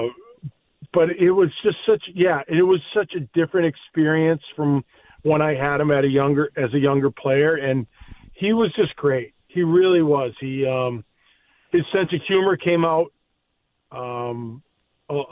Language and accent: English; United States; being an American born player